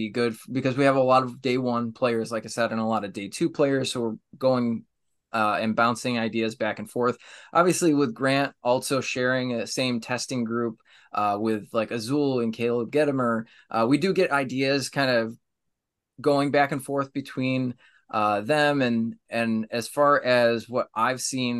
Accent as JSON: {"language": "English", "region": "New York", "country": "United States", "said": "I'm from New York"}